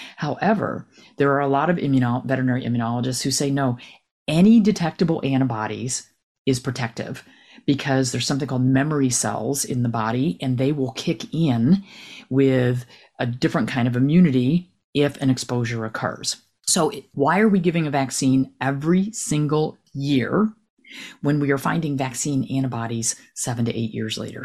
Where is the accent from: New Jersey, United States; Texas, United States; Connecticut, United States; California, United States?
New Jersey, United States; moved away as an adult; now in North Carolina, United States; I'm from New Jersey, huge tick area.